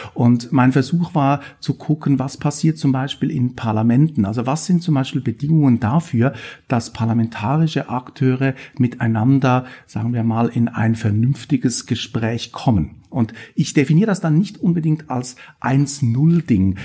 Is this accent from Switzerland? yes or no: yes; Switzerland; moved away as an adult; also born or lived in Bern; now in Stuttgart, Germany; Man hört das auch ein bisschen, ich bin Schweizer, lebe auch immer noch einen Teil meines Lebens in der Schweiz. Und ich habe meine ganze Ausbildung auch in der Schweiz gemacht